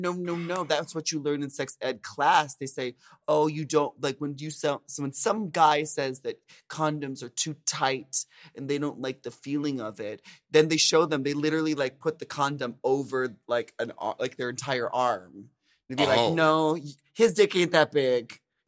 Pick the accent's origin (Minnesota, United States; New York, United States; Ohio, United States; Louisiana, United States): Minnesota, United States; It brought me back to my first sex ed class, for sure, when I was growing up in Minnesota.